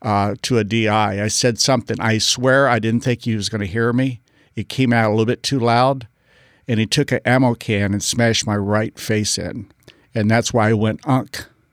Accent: Parris Island, South Carolina, United States; I was raised at Parris Island, South Carolina. My dad was a Marine Corps drill instructor.

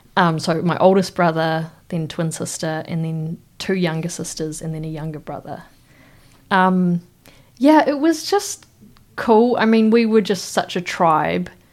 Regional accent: Wellington, New Zealand; I grew up in Wellington, Te Whanganui Atara

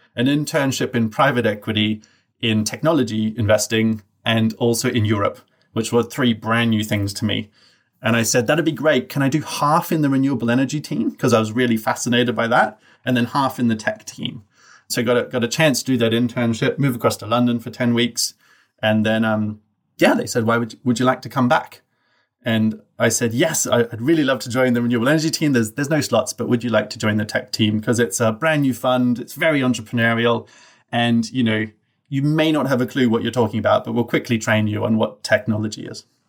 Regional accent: Brisbane, Queensland, Australia; I grew up in Australia, in a place that the locals like to refer to as Bris Vegas.

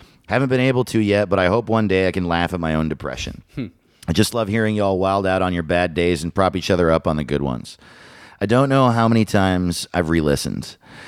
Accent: Lake Tapawingo, Missouri, United States; I'm from Lake Tappawingo.

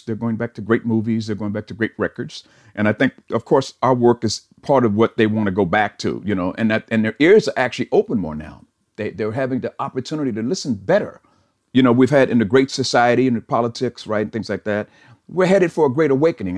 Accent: Chicago, Illinois, United States; moved away as an adult; now in California, United States; we came from Chicago, which brought a certain sensibility

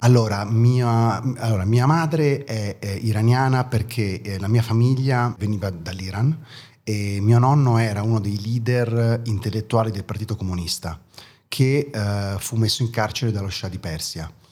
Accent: Italy; born or raised there; first language German; Italian is a second language; also born or lived in East Germany

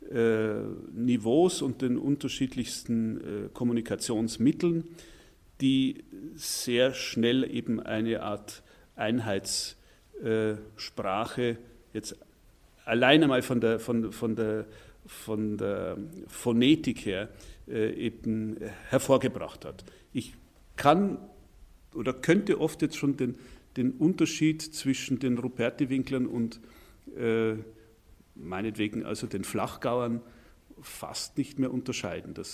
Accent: Anger, Bavaria, Germany; mit dem Fahrrad äh, von hier entfernt bin ich auf einem kleinen Dorf namens Anger aufgewachsen. Und meine Heimat, das ist, äh, wenn ich es genau betrachte, ein Stück Beute Bayern.

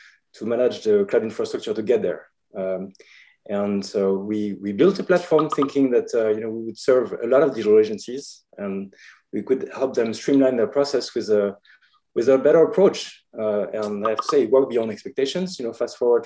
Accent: France; moved away as an adult; also born or lived in Paris / San Francisco; now in Los Angeles, United States; I'm from France originally, but I've been in the US for now the last 5 years.

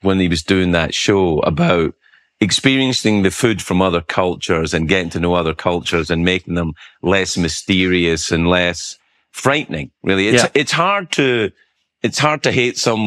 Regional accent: Scotland, United Kingdom; moved away; I grew up in Scotland

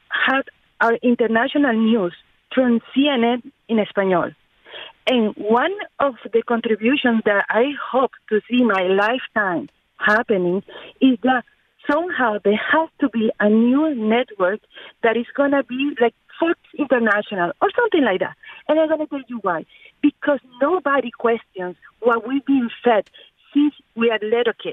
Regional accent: Venezuela; now in Miami, United States; I'm from Venezuela, originally.

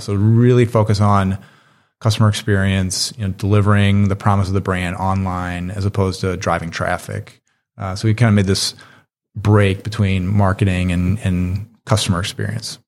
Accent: Chicago, Illinois, United States; also born or lived in Richmond, Virginia; I grew up in Chicago

